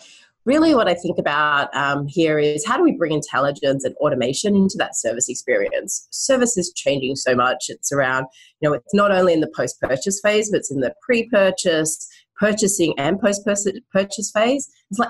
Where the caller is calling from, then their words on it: Vancouver, British Columbia, Canada; Hi, I'm calling in from Vancouver, Canada right now.